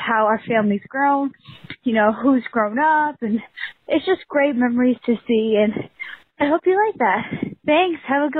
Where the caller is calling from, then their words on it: Connecticut, United States; I'm calling from Connecticut